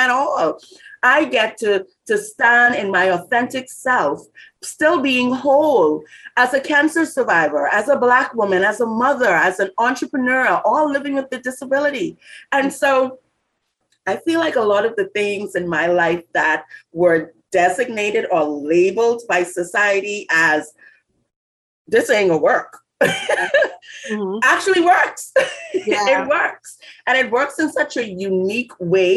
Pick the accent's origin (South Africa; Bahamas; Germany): Bahamas; growing up in the Bahamas